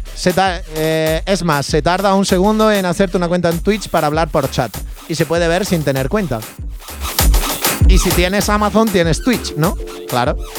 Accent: Andalusia, Spain; somos los andaluces

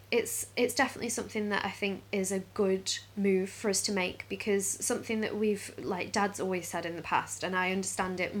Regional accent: Stoke-on-Trent, West Midlands, United Kingdom; which we're from Stoke

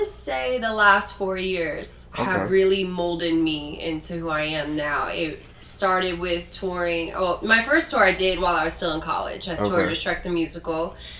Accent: Morrisville, Pennsylvania, United States; I'm from Morrisville, Pennsylvania.

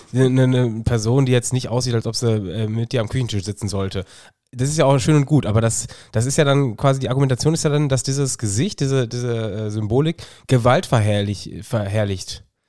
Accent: Germany; ich bin Deutscher

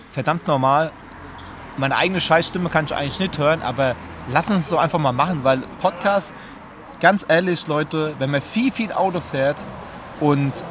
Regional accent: Bavaria, Germany; und der eine hört, wir sind aus Bayern, der kommt aus Nordrhein-Westfalen, der ist direkt abgesprungen.

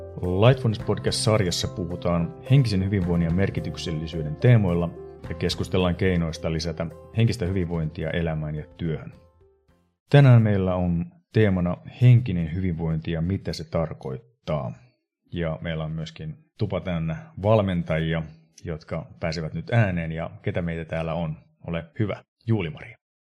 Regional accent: Sodankylä, Lapland, Finland; mä oon Sodankylästä kotoisin. Eli mä edustan niin Pohjois-Suomea ihan selkeästi tässä kuviossa.

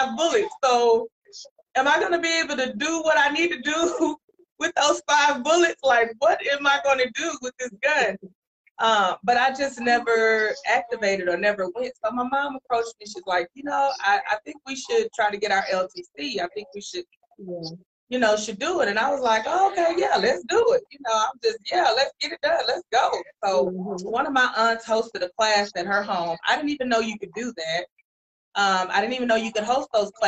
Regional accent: Dallas, Texas, United States; I am Dallas born, Dallas bred. I'm at home. I'm right here from Dallas. I graduated from Carter High School. Grew up in Oak Cliff, Pleasant Grove, Mesquite areas

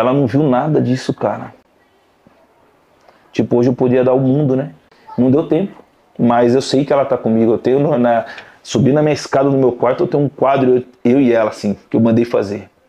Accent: Salto, São Paulo, Brazil; É, prazer … sou do interior da cidade de Salto.

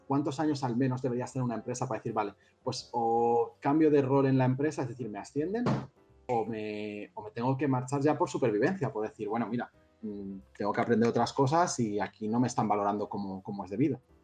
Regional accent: Madrid, Community of Madrid, Spain; moved away as an adult; now in Barcelona, Spain; soy de Madrid, vine aquí hace cinco años

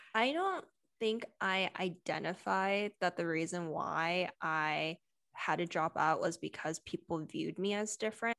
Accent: California, United States; I grew up in California

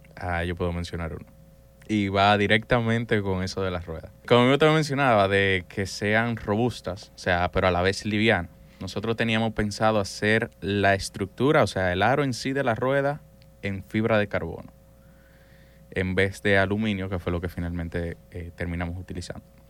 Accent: San Cristóbal, Dominican Republic; Yo soy de San Cristóbal

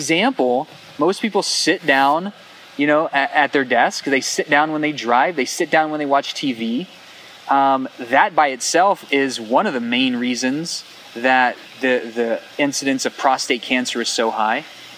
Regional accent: South Central Texas, United States; I'm from South Central Texas

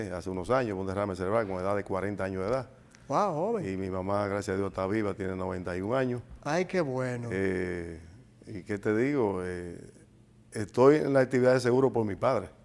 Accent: Santiago de los Caballeros, Santiago, Dominican Republic; oriundo? Santiaguero. Sí. Nacido en Santiago. 100%.

